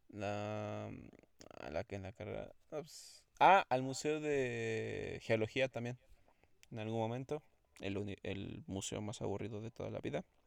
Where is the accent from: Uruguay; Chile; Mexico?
Mexico; Mexico City; yo soy de la Ciudad de México